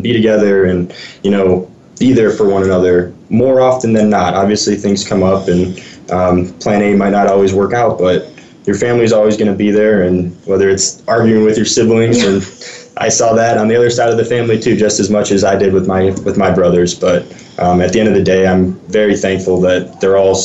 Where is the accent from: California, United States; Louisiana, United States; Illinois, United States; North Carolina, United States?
Illinois, United States; Chicagoland suburbs; I grew up in the Chicagoland suburbs and about an hour west of Chicago